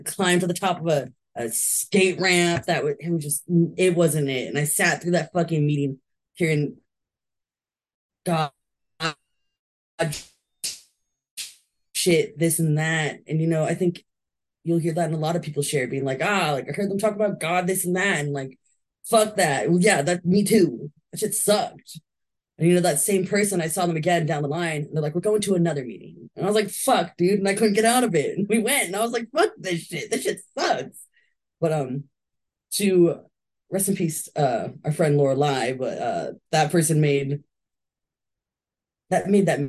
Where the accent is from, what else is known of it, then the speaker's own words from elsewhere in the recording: California, United States; I was born and raised in California.